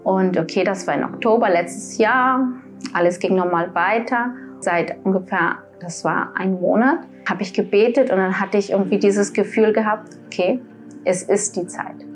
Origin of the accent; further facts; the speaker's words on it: Colombia; also born or lived in Germany; Ich komme aus Kolumbien. Meine Kindheit habe ich hier in Deutschland verbracht. Ich bin mit drei Jahren hier angekommen, dann mit 14 Jahren wieder zurück nach Kolumbien mit meinen Eltern, meiner Oma, mein Opa.